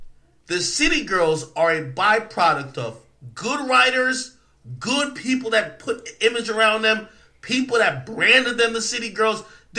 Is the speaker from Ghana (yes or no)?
no; Spanish Town, Jamaica; now in United States; I was born in Spanish Town Hospital in Jamaica, nigga. I grew up and I seen the worst things in my life.